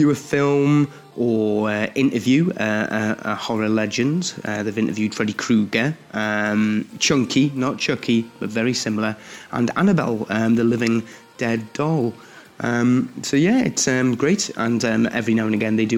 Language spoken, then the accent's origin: English; Newcastle upon Tyne, North East England, United Kingdom; moved away; speaking to you from my hometown of Newcastle upon Tyne, the northeast of England